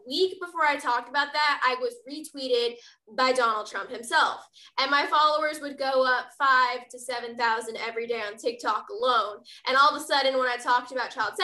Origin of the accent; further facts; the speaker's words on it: Texas, United States; my home state of Texas